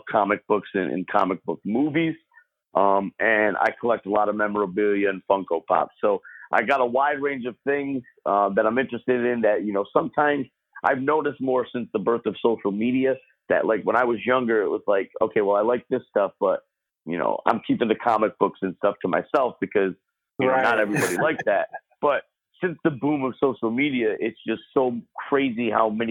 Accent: Utica, New York, United States; I am from Utica, New York

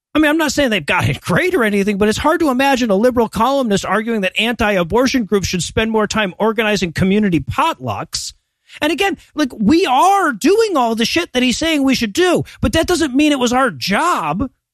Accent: United States; as an American

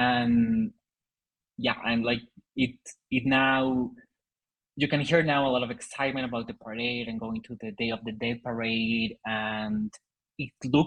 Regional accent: Mexico; English is a second language; In Mexico, we are influenced a lot by American culture

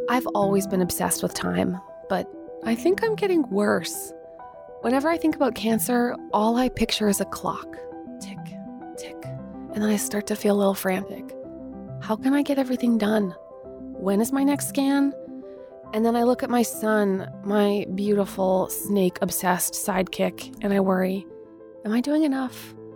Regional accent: Manitoba, Canada; I'm from Mennonite world in the plains of Manitoba.

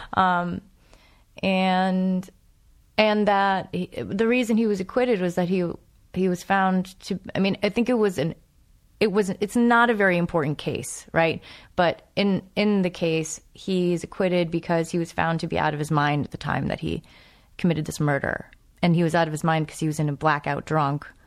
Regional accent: New England, United States; I'm from New England

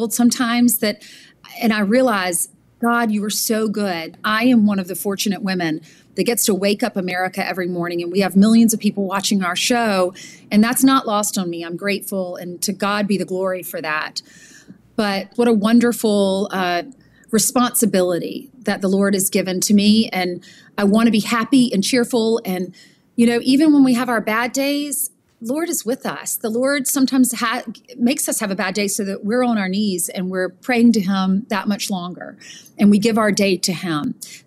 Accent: South Carolina, United States; now in New York City, United States; I grew up in South Carolina

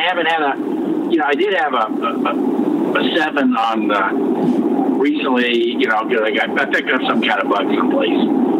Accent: United States; You know, so I like a lot of, you know, American history because I'm American, okay?

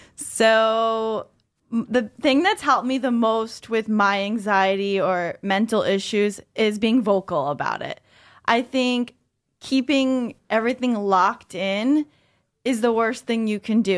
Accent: New York, United States; I'm a New Yorker

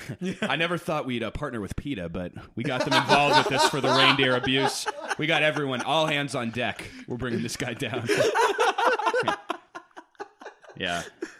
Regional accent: South Bend, Oregon, United States; Well, I didn't grow up in L.A. I grew up in South Bend, Oregon.

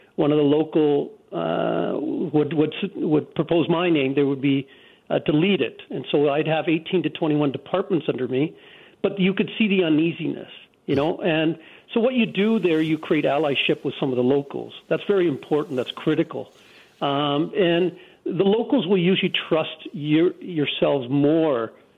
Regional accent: Canada; people like myself, born and raised in Canada, a person of color

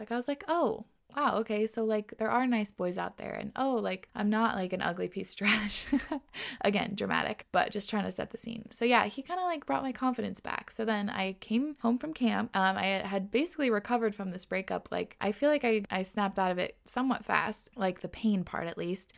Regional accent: Washington, United States; moved away as an adult; also born or lived in New York; We moved from New York to Washington, where we both grew up, so now we're back home

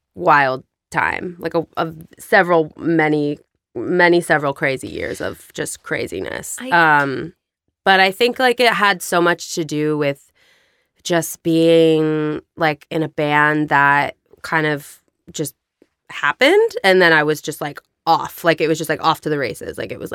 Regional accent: La Crescenta, California, United States; No. I grew up in La Crescenta.

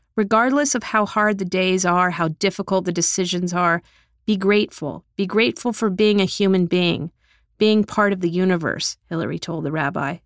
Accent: South Texas, United States; moved away; I'm from South Texas, I'm a product of public school in the middle class

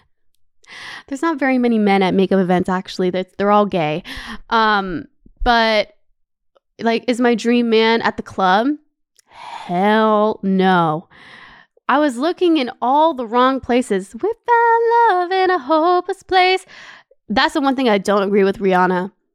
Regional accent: Brampton, Ontario, Canada; moved away as an adult; also born or lived in Los Angeles, United States; now in Paris, France; I'm from Brampton

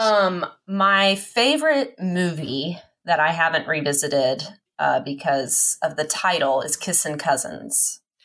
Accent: Texas, United States; also born or lived in Oklahoma; That's where all my family's from. I was born in Texas, but they're all from Oklahoma.

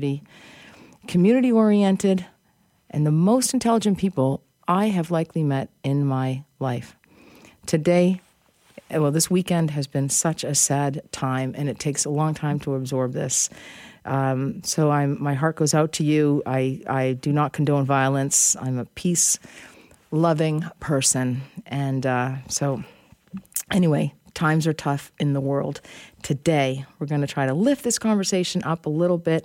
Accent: east coast of the U.S., United States; I was brought up on the east coast of the U.S. And I grew up in a predominantly Jewish neighborhood

